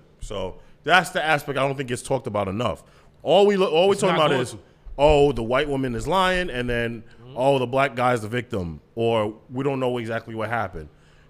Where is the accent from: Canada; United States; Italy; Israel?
United States; New York; I'm from Long Island.